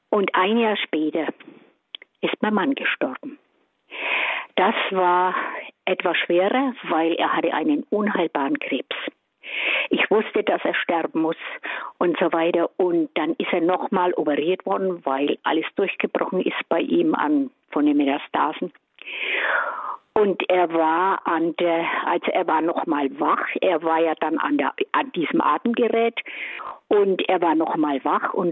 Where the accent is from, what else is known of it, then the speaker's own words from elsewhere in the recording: Kemmern, Bavaria, Germany; bin aus Kämmern bei Bamberg